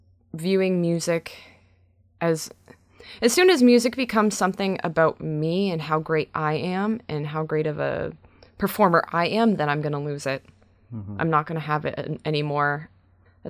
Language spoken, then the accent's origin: English; Brantford, Ontario, Canada; my hometown show in Brantford